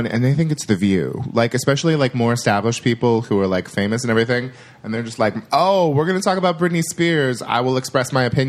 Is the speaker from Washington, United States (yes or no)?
no; Yuba City, California, United States; I am from Yuba City.